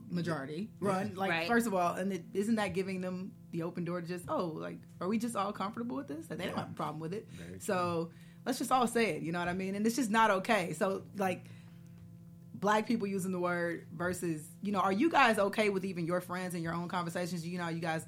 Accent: Miami, Florida, United States; I'm from Miami. I'm from Florida

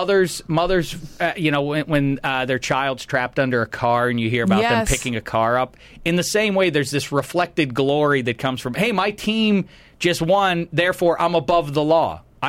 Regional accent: Pittsburgh, Pennsylvania, United States; I am from Pittsburgh, and there's nowhere that is more sort of identified with its teams than Pittsburgh is.

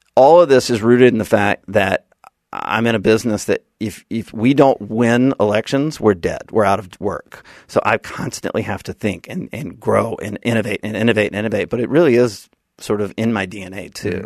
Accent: Birmingham, Alabama, United States; also born or lived in Washington, D.C.; now in Seaside, United States; I'm from Alabama

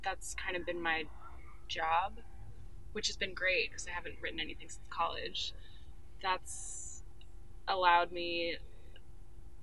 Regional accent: Dallas, Texas, United States; moved away as an adult; also born or lived in New York City; I grew up in Dallas, Texas. And I moved to New York for college.

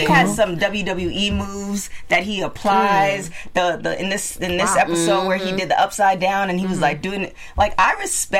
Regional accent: Canada; I'm just a Canadian girl just trying to make it in there.

